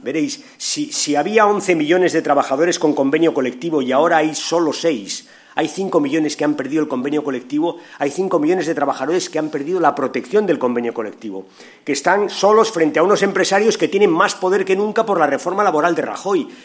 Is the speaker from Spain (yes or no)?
yes; Spain; nos hemos reconocido como somos, españoles